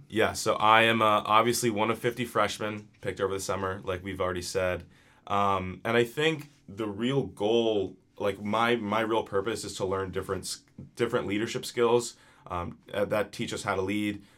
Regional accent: New Jersey, United States; I am from New Jersey

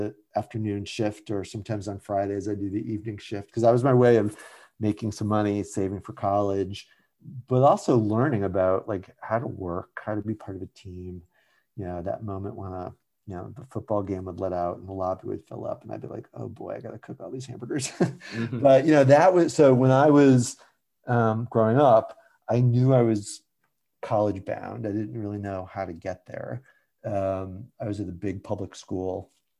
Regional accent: Shelton, Connecticut, United States; I grew up in Shelton, Connecticut, which is a little town sort of halfway between Bridgeport and New Haven

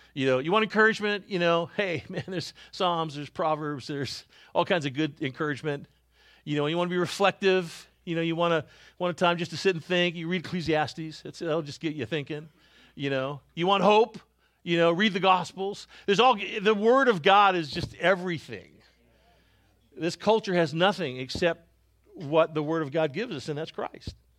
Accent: Canada; moved away; I was born in Canada

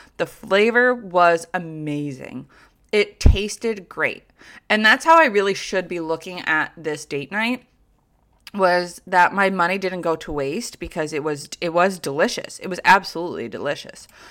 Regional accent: Troy, New York, United States; I'm a South Troy woman, okay? Like, I look like I'm from South Troy.

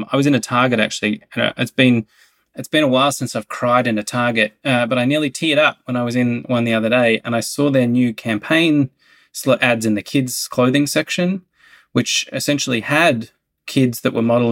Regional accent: Australia; now in United States; my home country, Australia

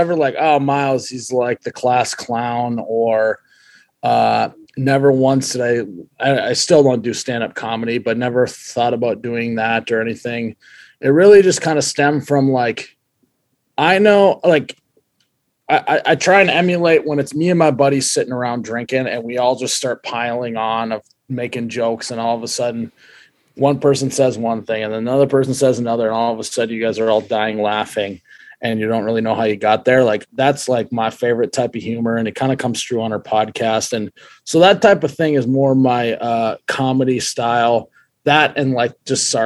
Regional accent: Fargo, North Dakota, United States; also born or lived in Moorhead, Minnesota; I was born and raised here in Fargo, North Dakota. I'm still here.

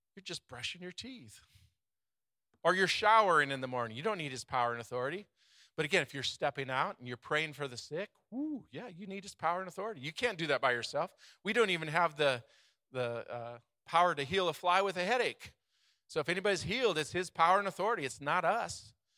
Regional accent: United States; We grew up in America

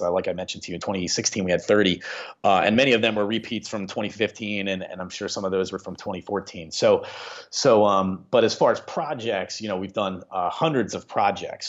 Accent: Upper Darby, Pennsylvania, United States; I grew up in Upper Darby. I went to Upper Darby High School, and so I've been in this region my whole life

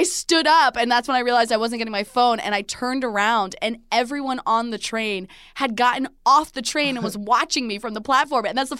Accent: New Jersey, United States; I'm from Jersey. Come on.

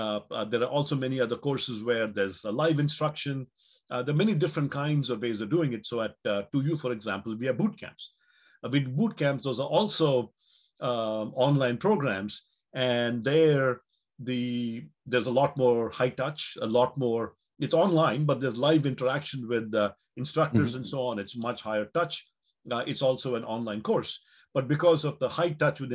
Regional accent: Mangalore, Karnataka, India; moved away as an adult; also born or lived in Chennai / Palo Alto; my hometown of Mangalore or when I went to college in Chennai or you know later college in Palo Alto

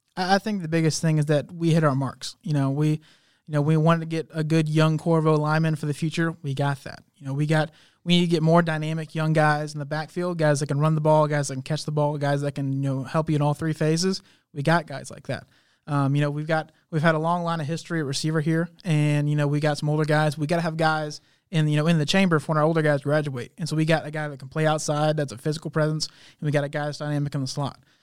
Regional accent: Montgomery, Texas, United States; moved away as an adult; Montgomery, Texas, that's, that's my hometown.

